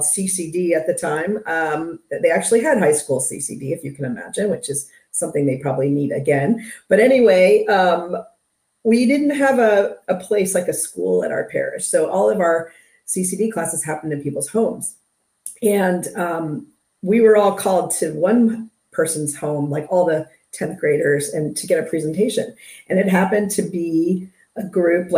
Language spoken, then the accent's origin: English; Maryland, United States; moved away as an adult; also born or lived in South Carolina; I was originally from Maryland